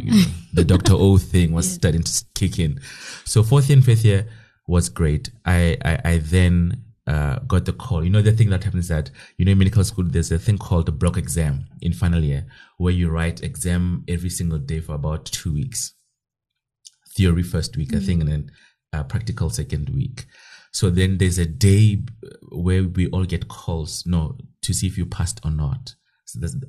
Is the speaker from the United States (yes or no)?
no; Kroonstad, Free State, South Africa; So now I'm from Kronstadt. It's a small town in the Free State, Northern Free State. That's where I'm from. Born and bred and went to school there.